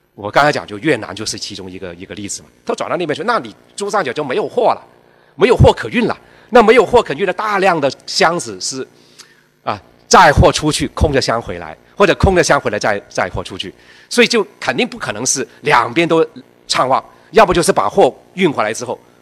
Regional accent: China; 我们中国人，啊，办事儿哈，我们总是要，哎，我们就要讲区域合作

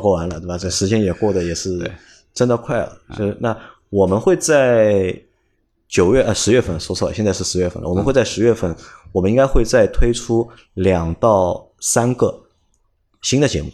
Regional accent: China; 我们会觉得是作为中国人

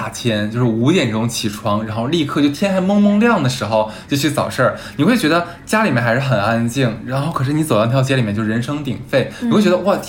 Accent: Harbin, Heilongjiang, China; 因为我们哈尔滨人一定会撒糖。

